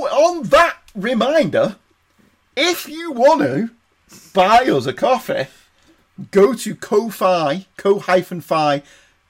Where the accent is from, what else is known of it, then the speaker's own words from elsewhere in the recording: Manchester, North West England, United Kingdom; we're from Manchester